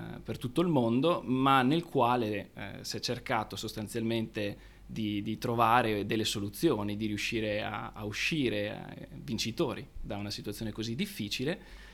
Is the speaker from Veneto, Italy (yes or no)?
yes; Padua, Veneto, Italy; nato e cresciuto a Padova